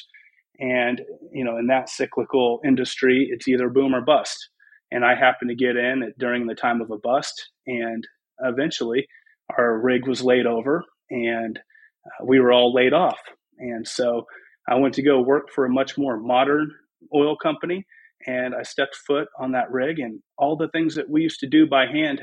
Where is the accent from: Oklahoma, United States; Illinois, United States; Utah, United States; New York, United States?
Oklahoma, United States; Bartlesville; also born or lived in Claremore, Oklahoma / Skiatook, Oklahoma / Dallas, Texas; I grew up in Bartlesville, but I also lived in Claremore and Skytook, but ended up graduating high school from Bartlesville